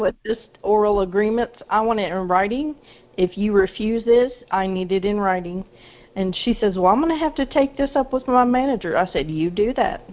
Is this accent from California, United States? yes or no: no; Arkansas, United States; I'm from Arkansas.